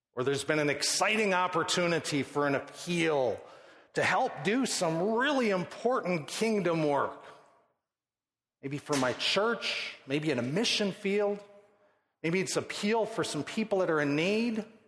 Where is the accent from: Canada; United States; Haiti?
United States; Midwest; I grew up born in the Midwest, middle class, moral upbringing